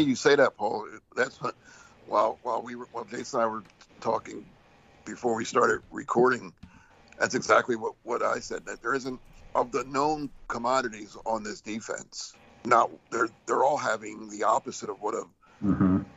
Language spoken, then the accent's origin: English; New Jersey, United States; moved away; I grew up in Jersey, you know, so I went to the Jersey Shore all the time